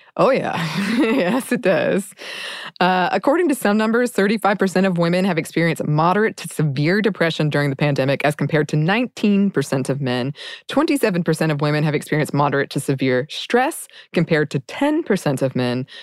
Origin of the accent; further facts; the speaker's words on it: United States; as an American